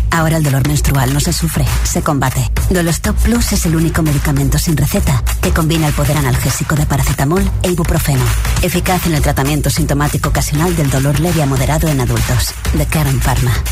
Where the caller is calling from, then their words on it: Madrid, Community of Madrid, Spain; Soy … desde Madrid.